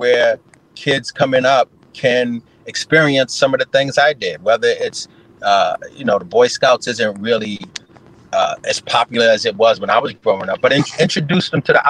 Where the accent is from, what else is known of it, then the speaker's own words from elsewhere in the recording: Harlem, New York, United States; but because I'm from Harlem, I say Harlem.